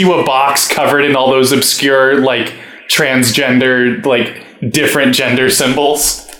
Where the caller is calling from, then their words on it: Los Angeles, California, United States; Los Angeles.